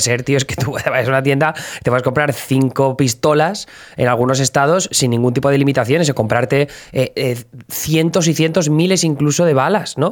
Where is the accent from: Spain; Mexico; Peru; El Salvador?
Spain; now in United States; desde el punto de vista español